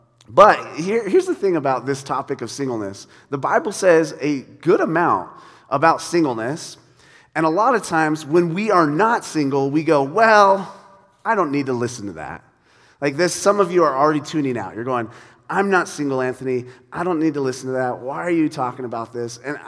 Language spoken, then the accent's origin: English; Ireland; I'm Irish. I think it's a thing Irish people do.